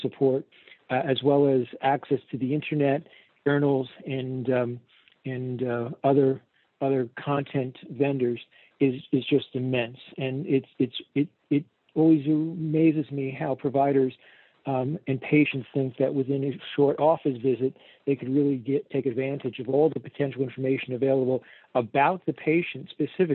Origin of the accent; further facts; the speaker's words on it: New York, New Jersey, Northeast, United States; moved away as an adult; now in Fort Myers, United States; I was originally from the Northeast, New York, New Jersey